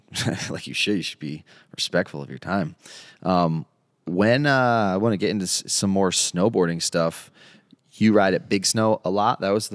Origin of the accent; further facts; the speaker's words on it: East Coast, United States; moved away; I grew up with rotaries on the East Coast